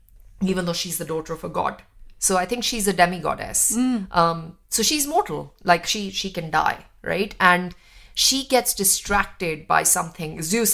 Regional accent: Jammu and Kashmir, India; growing up in India, and especially being Kashmiri and having an identity which has been politicized from before I was born, you know, being Sikh, being Kashmiri, being, you know, Indian, all of these things.

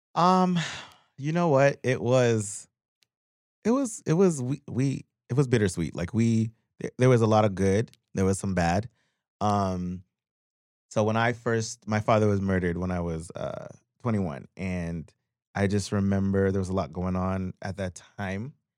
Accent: Pickering, Ontario, Canada; moved away as an adult; also born or lived in Guyana / Scarborough / Brampton / Toronto; now in Los Angeles, United States; I grew up in Pickering.

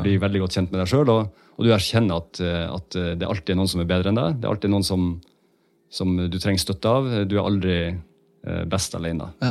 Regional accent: Northern Norway, Norway; moved away; jeg er jo en nordlending, så jeg, jo, eh, jeg snakker jo dialekta mi fortsatt

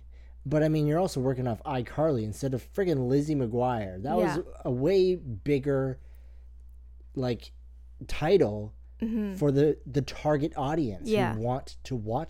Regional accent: near Toronto, Ontario, Canada; I was alive then, and I'm from near there.

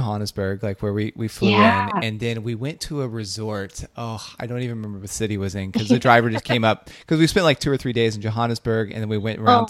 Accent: Belpre, Ohio, United States; Belpre because that's my hometown, Belpre, Ohio.

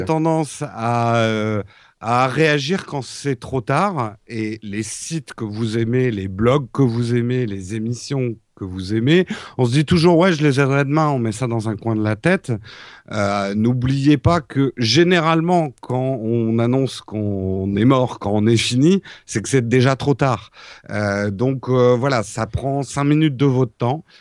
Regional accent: France

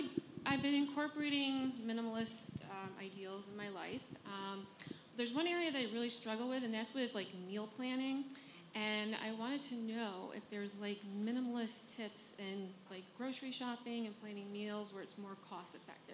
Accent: Syracuse, New York, United States; now in Brooklyn, United States; I'm originally from Syracuse, New York, but I've been living in Brooklyn for 10 years.

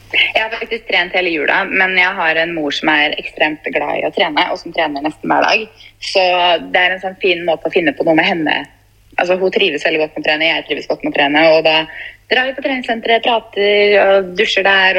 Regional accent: Fredrikstad, Østfold, Norway; moved away; jeg var jo først hjemme i Fredrikstad

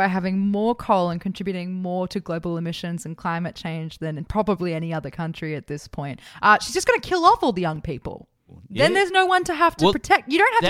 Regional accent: Bathurst, New South Wales, Australia; my hometown of Bathurst.

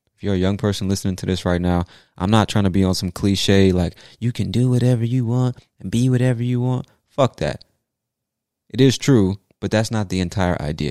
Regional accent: United States; I'm an American

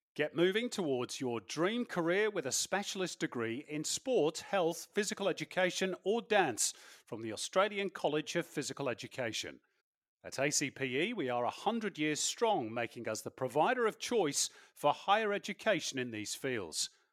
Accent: England, United Kingdom; as an Englishman

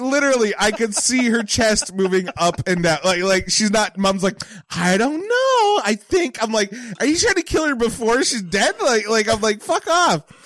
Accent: Bridgewater, Nova Scotia, Canada; in Bridgewater where I'm from

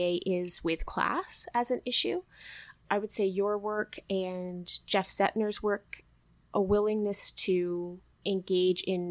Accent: Canada; as Canadian readers

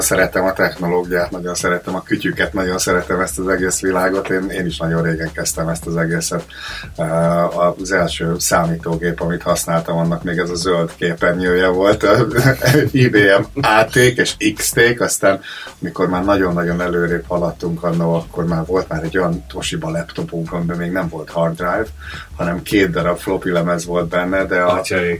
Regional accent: Hungary; moved away as an adult; also born or lived in Cleveland, United States; now in Australia; egy másik kontinensen vagyunk, és mi mind magyarok vagyunk

